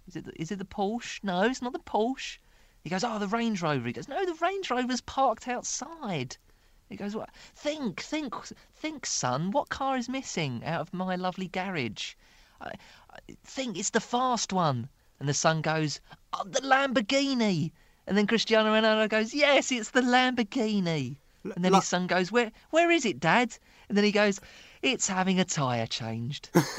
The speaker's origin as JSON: {"language": "English", "town": "Dagenham", "region": "London", "country": "United Kingdom", "tie": "born or raised there", "said": "I grew up in Dagenham in East London"}